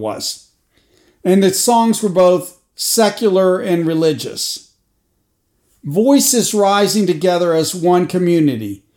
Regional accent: Crosswicks, New Jersey, United States; my hometown of Crosswicks, New Jersey

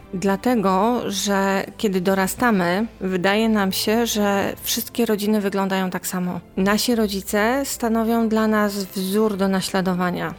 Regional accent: Poland; ja wychowałam się w czasach PRL-u

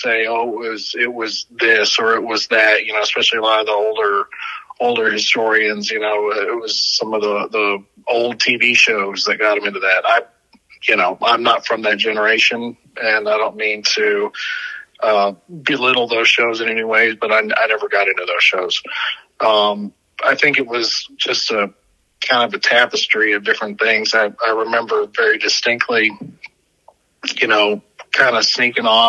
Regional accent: Weatherford, Texas, United States; also born or lived in Tucson, Arizona; When I was quite young, my parents took a business opportunity in Texas near Fort Worth and moved me and us out there. And that's where I was raised.

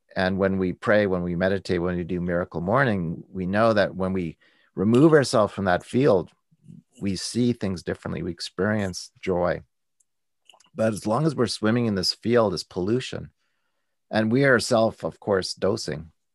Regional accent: Canada; I'm a Canadian

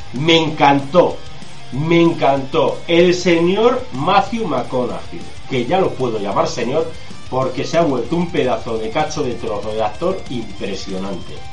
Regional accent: Spain; nosotros somos españoles y vivimos en España

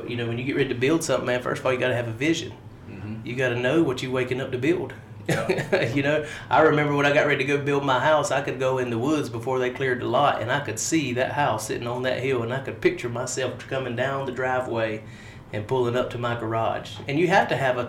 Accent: Harnett County, North Carolina, United States; I am from Harnett County. Mm-hmm. I live 5 minutes down the road from where we are. Haven't been too much outside of North Carolina except to vacation

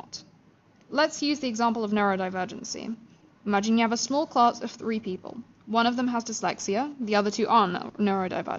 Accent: London, United Kingdom; I went to school in London for 13 years

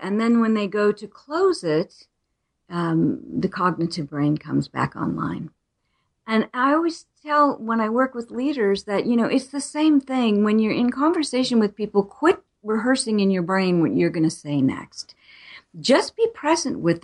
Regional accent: Arizona, United States; I was born in Arizona. I still live here

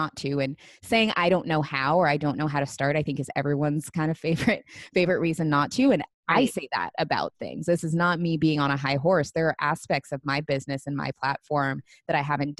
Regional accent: Seattle, Washington, United States; moved away as an adult; now in Los Angeles, United States; I moved from Seattle, my hometown, to Los Angeles last year

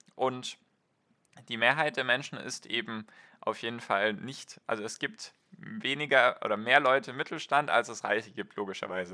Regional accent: Germany; bei uns in Deutschland und Europa

